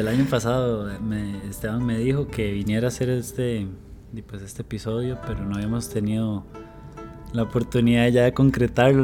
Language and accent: Spanish; Barva, Heredia, Costa Rica; soy de, de Barba Heredia